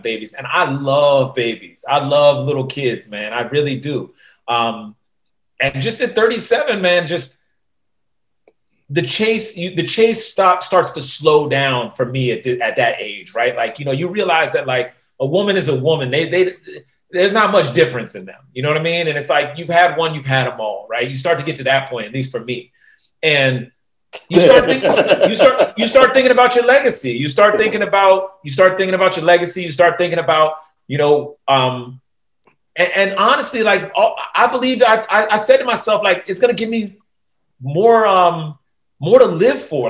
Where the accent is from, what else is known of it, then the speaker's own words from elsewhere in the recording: DC area, Maryland, United States; moved away as an adult; also born or lived in Los Angeles, California / Denver, Colorado; now in Sacramento, United States; I'm originally from the Maryland, DC area, and relocated to the West Coast four years ago.